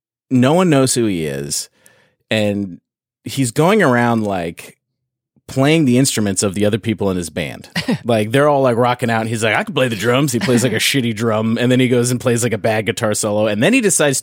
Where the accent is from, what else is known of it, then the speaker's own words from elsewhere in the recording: Canada; now in United States; I'm Canadian